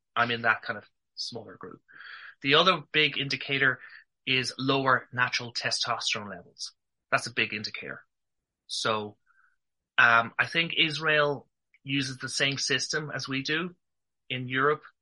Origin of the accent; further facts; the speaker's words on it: Ireland; accent: Irish; I'm from Ireland.